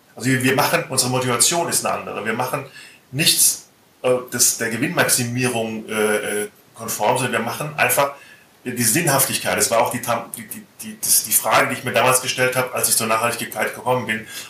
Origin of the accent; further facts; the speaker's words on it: Hesse, Germany; Ich bin Hesse